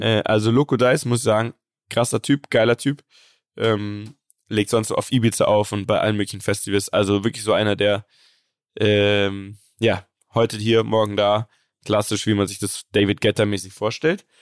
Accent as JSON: {"language": "German", "town": "Munich", "region": "Bavaria", "country": "Germany", "tie": "born or raised there", "said": "das ist im Westend. Das ist mein Viertel, wo ich aufgewachsen bin"}